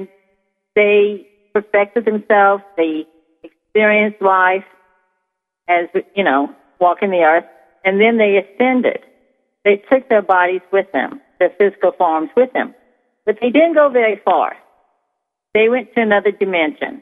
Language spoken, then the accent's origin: English; Missouri, United States; I'm from Missouri